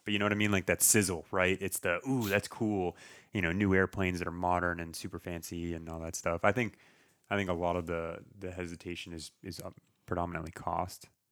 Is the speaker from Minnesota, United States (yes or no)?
no; Townsend, Massachusetts, United States; moved away as an adult; also born or lived in Nashua, New Hampshire; now in Fort Worth, United States; I grew up in Townsend.